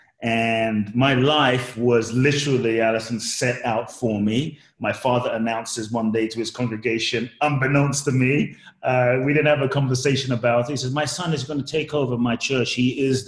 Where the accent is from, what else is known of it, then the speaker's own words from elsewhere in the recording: London, United Kingdom; also born or lived in Ghana; I grew up in London